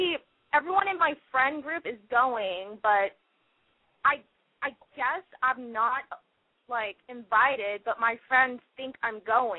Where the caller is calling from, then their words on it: Fullerton, California, United States; I'm 17. I'm from Fullerton